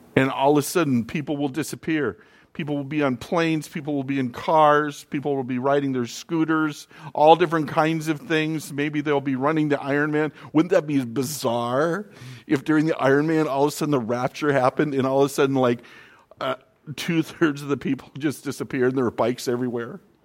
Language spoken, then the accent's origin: English; North Dakota, United States; moved away; also born or lived in Florida; growing up in North Dakota